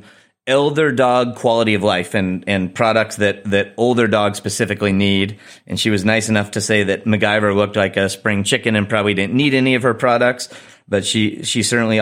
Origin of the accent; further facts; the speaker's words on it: Chicago, Illinois, United States; in Chicago, in my hometown